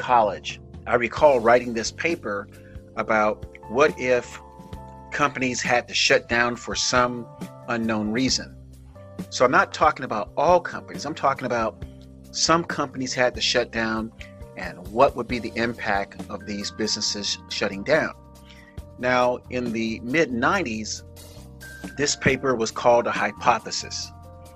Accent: South Florida, United States; My hometown people in South Florida

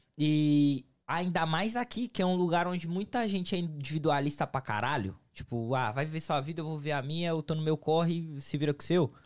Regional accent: São Paulo, Brazil; now in United States; eu sou de São Paulo. E São Paulo não é tão quente

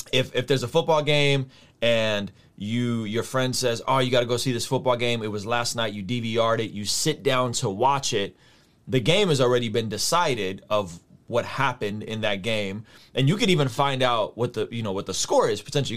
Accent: San Diego, California, United States; also born or lived in Azerbaijan; I grew up in San Diego

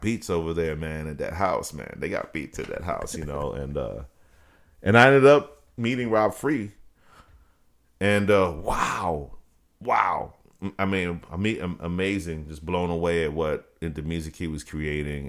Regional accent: Dallas, Texas, United States; born or raised there; also born or lived in Brooklyn, New York

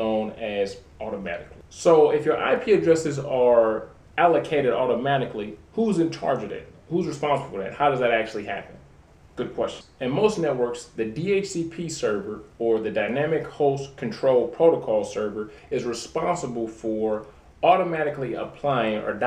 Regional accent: Detroit, Michigan, United States; I'm originally from Detroit, Michigan.

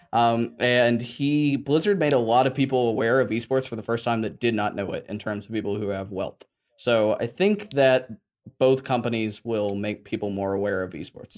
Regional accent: Atlanta, Georgia, United States; I grew up in Atlanta

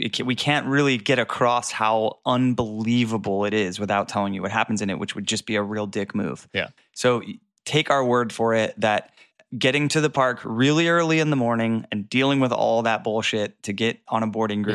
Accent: Florida, United States; I grew up in Florida

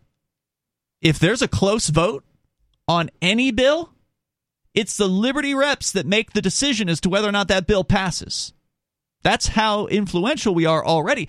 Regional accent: the South, United States; now in New Hampshire, United States; I'm from the South

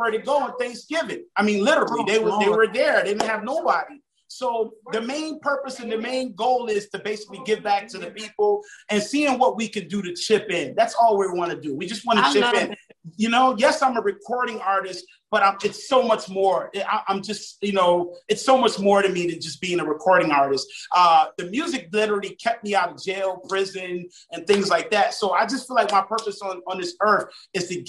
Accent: Savannah, Georgia, United States; also born or lived in Harlem, New York / Miami, Florida; now in Fort Lauderdale, United States; I was born in Harlem, but I was raised in Savannah. But I now, you know, reside in Broward County, which is Fort Lauderdale, Florida

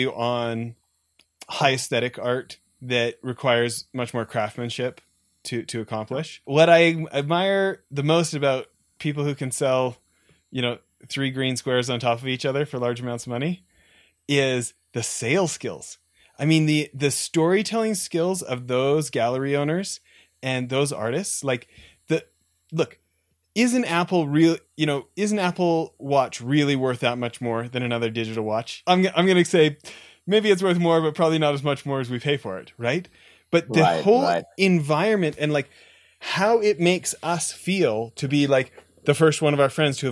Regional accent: Canada; I'm an American born abroad. So my dad's American, but I was born in Canada.

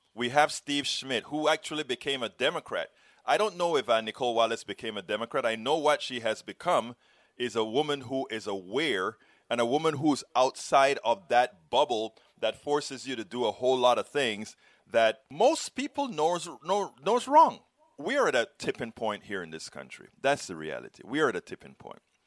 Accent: Panama; moved away as an adult; now in United States; I am from Central America

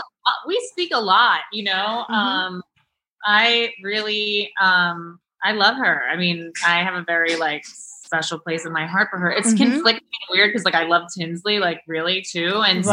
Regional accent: New York City, New York, United States; also born or lived in Connecticut; I'm from Manhattan.

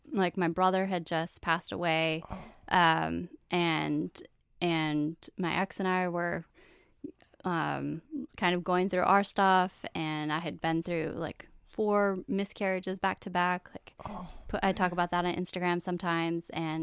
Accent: White Bear Lake, Minnesota, United States; White Bear Lake, okay. Minnesota.

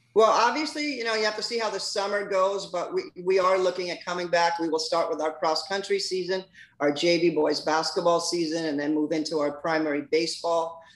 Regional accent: Weehawken, New Jersey, United States; moved away as an adult; also born or lived in Billings, Montana; now in Florida, United States; I'm originally from Weehawken, New Jersey. Uh, went to school there.

